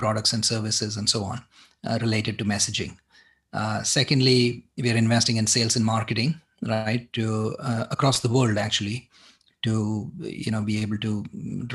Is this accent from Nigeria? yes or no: no; Mumbai, Maharashtra, India; moved away as an adult; also born or lived in Boston, United States / San Francisco Bay Area, United States; now in San Francisco, United States; I grew up in Mumbai. I went to school there